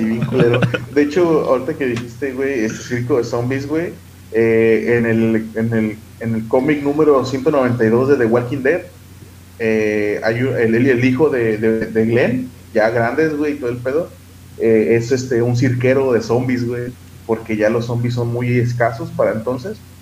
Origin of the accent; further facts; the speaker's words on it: Mexico; Como mexicanos